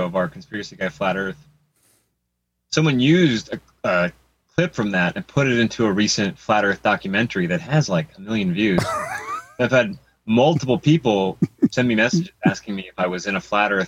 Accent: Los Angeles, California, United States; I grew up in Hollywood. I spent most of my life in L.A.

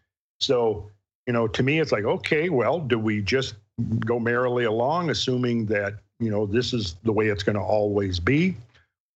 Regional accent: Minnesota, United States; growing up in Minnesota, right where we lived was near the margin of the great ice sheet

